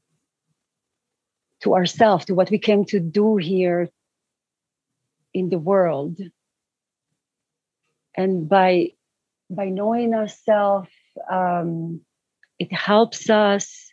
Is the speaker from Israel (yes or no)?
yes; Israel; now in Peru; I'm based in Peru. I am born and raised in Israel